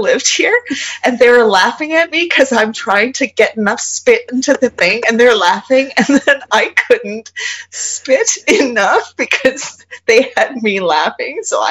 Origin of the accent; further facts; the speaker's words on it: Canada; I'm Canadian